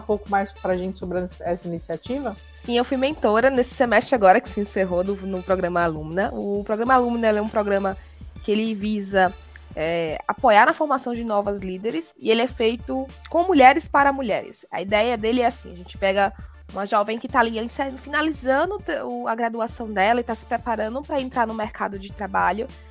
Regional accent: Natal, Rio Grande do Norte, Brazil; morando aqui na minha cidade natal

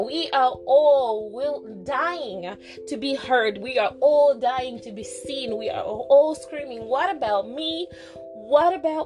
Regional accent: Zimbabwe; growing up in Zimbabwe, we never really studied our Blackness, because we were the majority

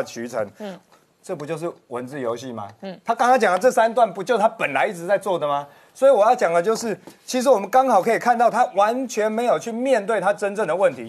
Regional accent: Taiwan; 我是台湾人呐

